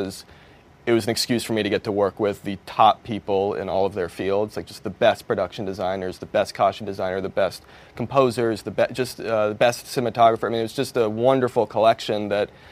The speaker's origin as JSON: {"language": "English", "region": "East Coast", "country": "United States", "tie": "born or raised there", "moved": "yes", "lives_now": "Los Angeles, United States", "said": "I grew up on the East Coast"}